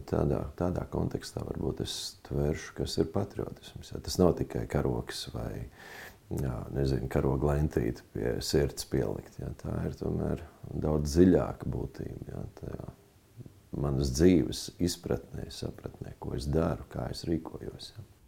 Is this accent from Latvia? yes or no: yes; Talsi, Talsi Municipality, Latvia; now in Kuldīga, Latvia; dzimis Talsos un atgriezies esmu savā senču pilsētā, jo te ir, kā teikt, cēlusies man dzimta